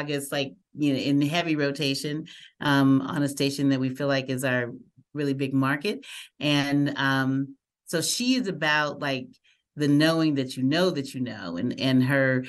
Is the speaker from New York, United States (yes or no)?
no; Muskogee, Oklahoma, United States; now in Albuquerque, United States; we grew up in Muskogee, Oklahoma, back in the pseudo South in the late 60s